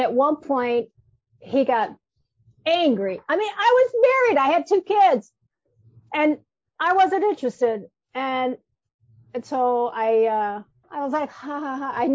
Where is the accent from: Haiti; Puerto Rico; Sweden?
Haiti; now in United States; I was brought up in Haiti